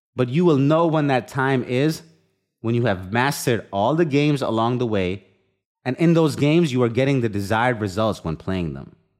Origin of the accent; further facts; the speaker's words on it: India; moved away; I've experienced the full extended family under one roof, growing up in India